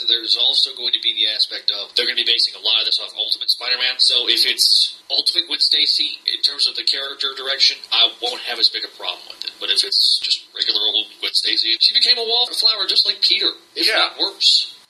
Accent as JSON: {"language": "English", "country": "Ireland", "tie": "born or raised there", "said": "Because I grew up in Ireland, yeah."}